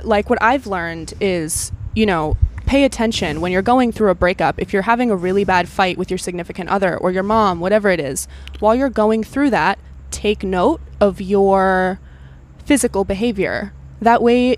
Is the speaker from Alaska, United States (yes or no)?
yes; Alaska, United States; now in Los Angeles, United States; I'm from Alaska